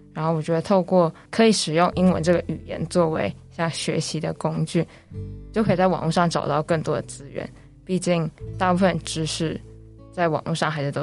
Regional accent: Germany; born there; 因为小时候是在德国出生，然后家人从小在家里也都是叫我英文名字。

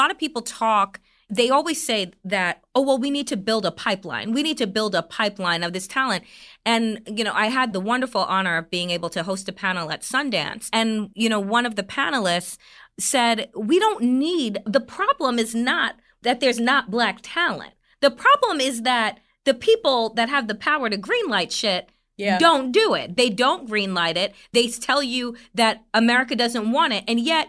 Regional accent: Jamaica; I'm Jamaican

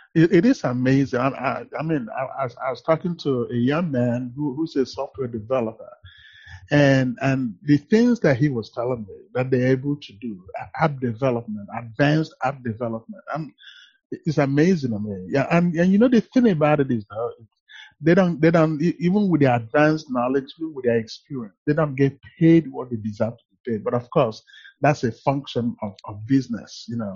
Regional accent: Asaba, Delta, Nigeria; moved away as an adult; now in United States; in Nigeria, actually, I grew up in a polygamous home.

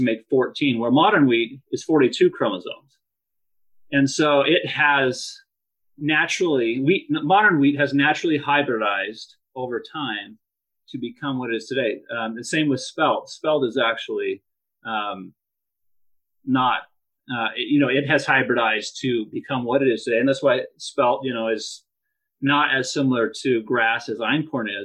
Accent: Idaho, United States; also born or lived in Provo, Utah; I grew up on a farm here in Idaho and just loved the farm lifestyle

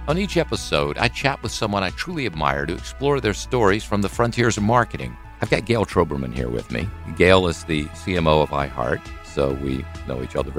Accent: Mississippi, United States; I'm from Mississippi.

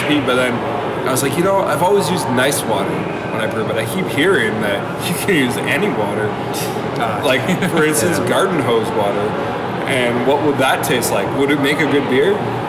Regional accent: Muskoka, Ontario, Canada; we grew up in Muskoka.

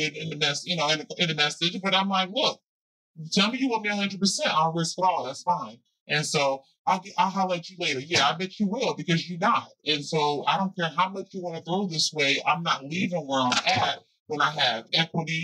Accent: New Jersey, United States; I'm from Jersey

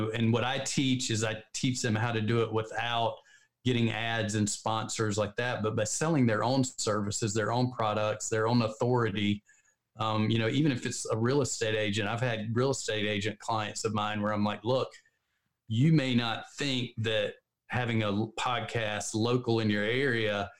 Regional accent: the South, United States; We're both from the South. So we talk a little slow

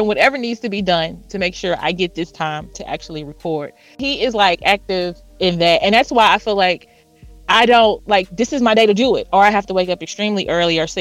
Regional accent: Houston, Texas, United States; now in Dallas, United States; I'm in Dallas, but I'm from Houston

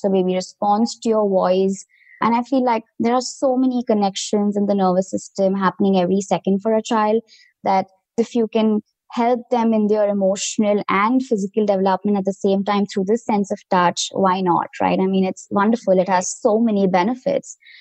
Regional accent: India; moved away as an adult; now in United States; I come from India originally

